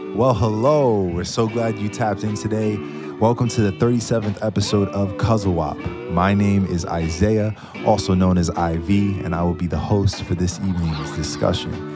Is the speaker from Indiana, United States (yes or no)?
no; New York, United States; I'm from New York